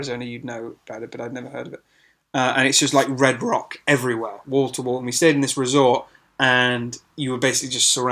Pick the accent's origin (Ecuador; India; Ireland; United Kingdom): United Kingdom; England; we're from England, and in England, everything's super cramped